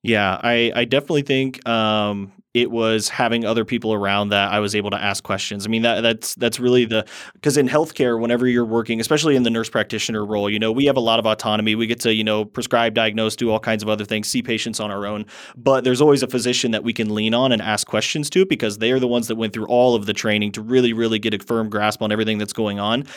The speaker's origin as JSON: {"language": "English", "town": "Fort Wayne", "region": "Indiana", "country": "United States", "said": "I am from Fort Wayne, Indiana"}